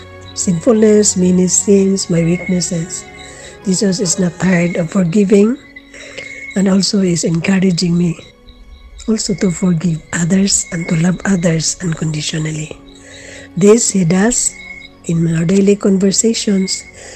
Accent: Philippines; I am … from the Philippines.

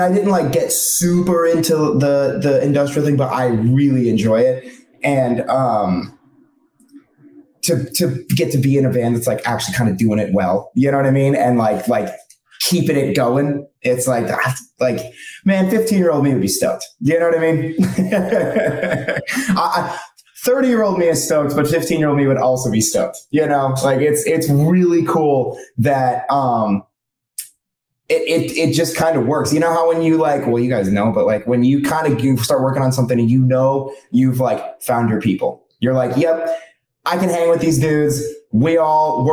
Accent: Phoenix, Arizona, United States; now in Los Angeles, United States; I'm actually from Phoenix, like you guys. And I moved out

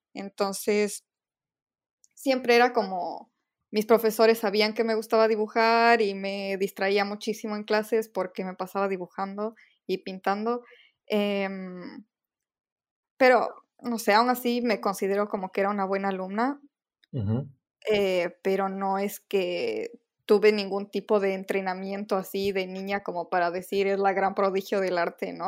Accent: Quito, Pichincha, Ecuador; moved away as an adult; now in Valencia, Spain; nací, crecí, viví toda mi vida en Ecuador, en Quito, y ahora a partir del, del máster en diseño e ilustración en Valencia, eh, estoy viviendo en Valencia, en España.

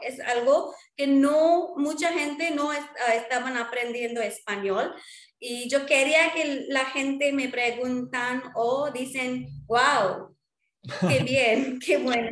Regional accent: India; first language Marwari; Spanish is a second language; now in Chennai, India; soy de India y vivo en Chennai. Y yo hablo um, español, inglés, hindi, hindi, marwari. Marwari es mi lengua maternal.

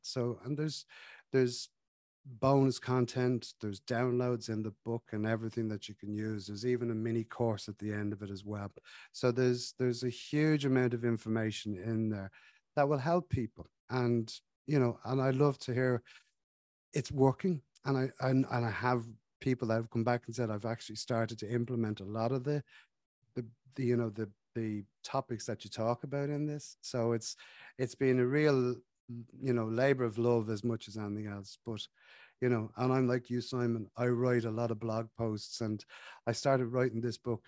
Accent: Ireland; we're from Ireland, we drink a lot of tea

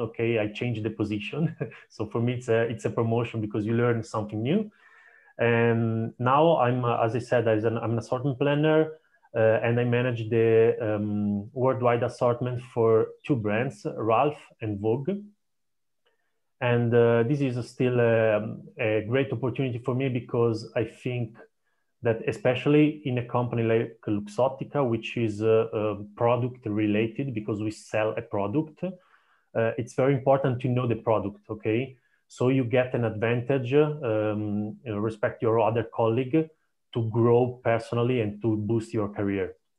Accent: Italy; also born or lived in Durham, United Kingdom; I come from Italy

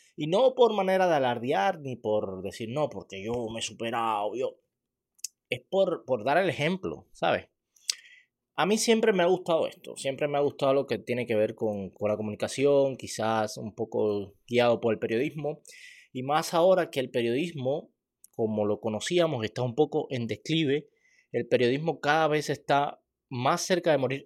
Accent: Cuba; Yo soy cubano

